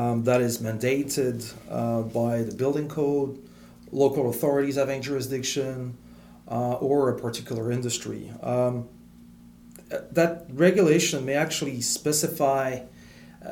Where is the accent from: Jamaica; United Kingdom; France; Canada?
France; English is a second language; moved away as an adult; also born or lived in Middle East; now in United States; I grew up in France